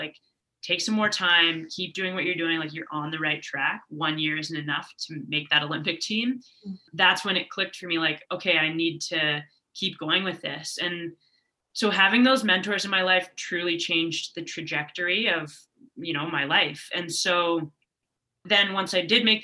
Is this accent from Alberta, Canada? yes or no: no; Toronto, Ontario, Canada; moved away as an adult; also born or lived in Vancouver; I was originally from Toronto